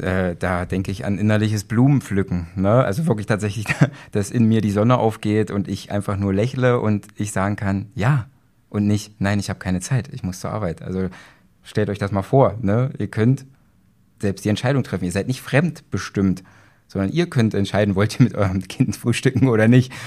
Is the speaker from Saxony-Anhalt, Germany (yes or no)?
yes; Magdeburg, Saxony-Anhalt, Germany; ich komme aus Magdeburg.